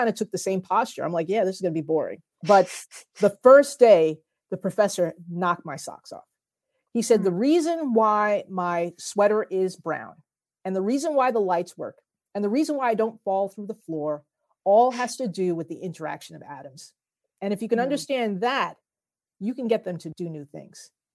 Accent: New Jersey, United States; my home state of New Jersey

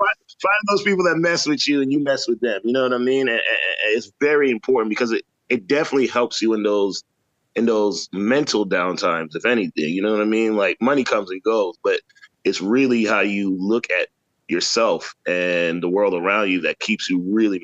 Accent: St. Croix, U.S. Virgin Islands; now in Atlanta, United States; I'm from St. Croix, USVI. I grew up there as a youth and then moved to the States in like 89 after Hugo. And I've been in the States ever since. I would, you know, go back home to visit here and there.

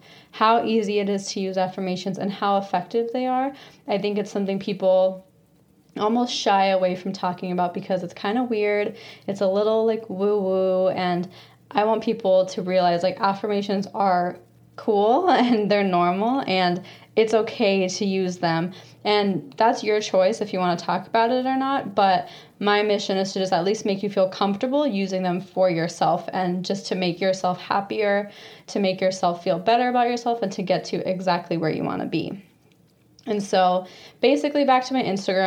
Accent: Phoenix, Arizona, United States; I was born and raised in Phoenix, Arizona

